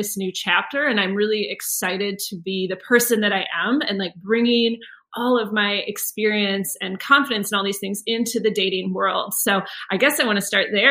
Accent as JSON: {"language": "English", "country": "United States", "said": "I'm from the United States"}